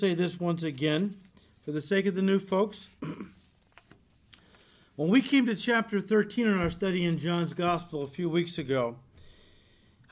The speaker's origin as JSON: {"language": "English", "country": "United States", "said": "As Americans"}